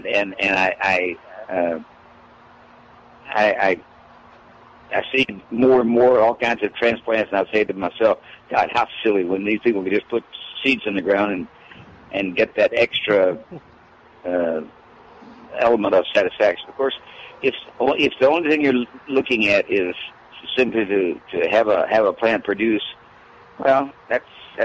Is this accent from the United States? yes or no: yes; Louisiana, United States; I was born in the South. I was born in Louisiana, and I grew up eating cornbread and greens